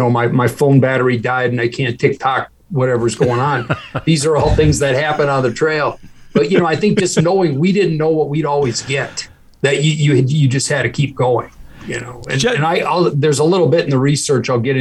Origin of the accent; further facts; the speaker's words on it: Greensboro, North Carolina, United States; I grew up around Eric Clifton in Greensboro.